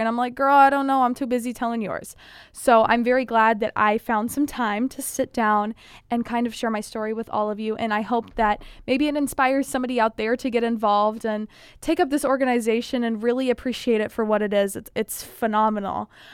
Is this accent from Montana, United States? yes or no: no; Indiana, United States; my neighborhood has never had a Miss Indiana candidate